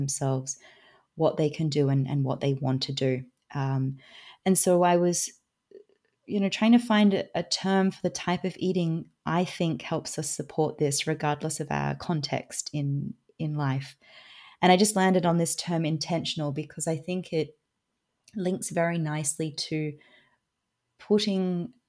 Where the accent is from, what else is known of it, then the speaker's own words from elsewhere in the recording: Australia; now in Switzerland; I am Australian, but I live in Switzerland.